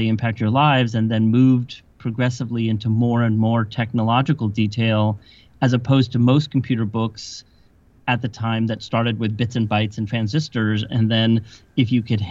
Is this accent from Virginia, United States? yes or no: no; South Bay, Silicon Valley, California, United States; I grew up in the South Bay in what is now called Silicon Valley